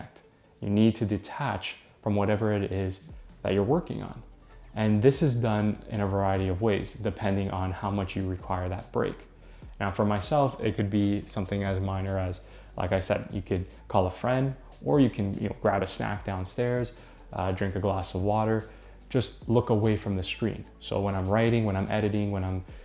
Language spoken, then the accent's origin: English; Canada; I'm from Canada